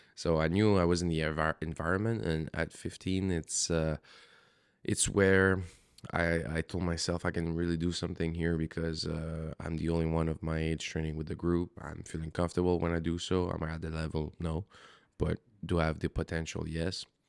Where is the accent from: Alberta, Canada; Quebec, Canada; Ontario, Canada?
Quebec, Canada; Montreal; moved away as an adult; I'm born and raised in Montreal